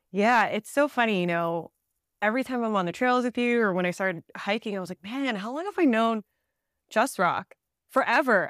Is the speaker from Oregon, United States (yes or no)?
no; New Jersey, United States; now in Southern California, United States; I actually grew up in Jersey in the East Coast.